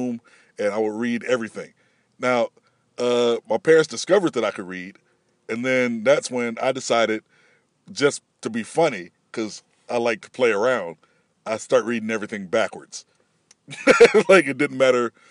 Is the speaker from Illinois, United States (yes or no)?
yes; Peoria, Illinois, United States; moved away as an adult; now in California, United States; I'm originally from Peoria, Illinois, which is, of course, the birthplace of Richard Pryor and me